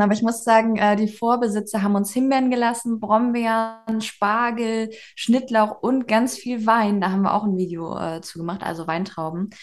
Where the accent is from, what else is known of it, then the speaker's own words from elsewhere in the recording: Schleswig-Holstein, Germany; moved away as an adult; now in Denmark; Wir kommen aus Schleswig-Holstein